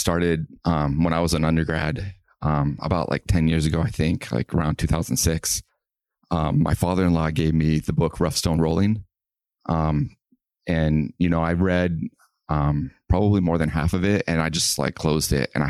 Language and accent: English; Missouri, United States; Yeah, I grew up in Missouri.